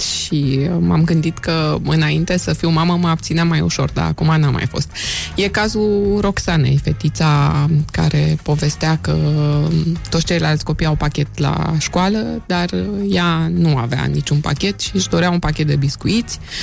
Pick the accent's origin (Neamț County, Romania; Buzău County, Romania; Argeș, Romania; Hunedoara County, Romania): Hunedoara County, Romania; Hunedoara; Eu sunt din Hunedoara